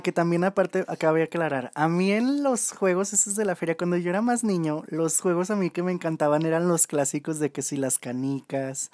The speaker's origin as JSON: {"language": "Spanish", "town": "León", "region": "Guanajuato", "country": "Mexico", "said": "nuestra bella ciudad de León, de donde somos nosotros"}